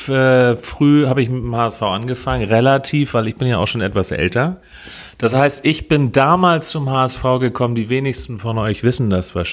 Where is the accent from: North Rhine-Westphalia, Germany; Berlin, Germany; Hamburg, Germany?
Hamburg, Germany; Das heißt, sie haben mich gefragt, wo kommst du her? Und ich habe gesagt, aus Hamburg.